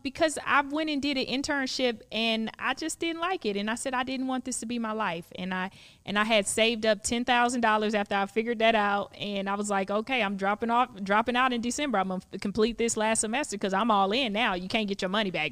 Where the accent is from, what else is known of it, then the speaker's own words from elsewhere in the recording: Palm Beach County, South Florida, United States; moved away as an adult; now in Los Angeles, United States; I'm from Palm Beach County